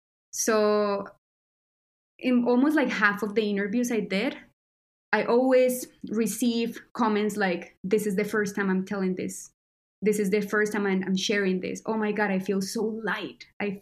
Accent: Colombia; born there; I was born in Colombia, so I was also touched by violence.

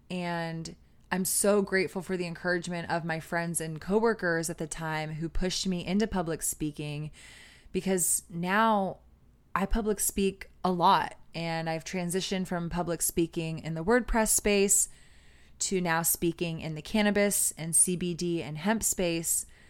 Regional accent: Austin, Texas, United States; growing up in Austin

